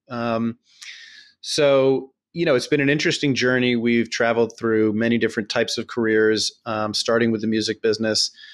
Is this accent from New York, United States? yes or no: yes; New York City, New York, United States; we're both born and raised in New York City.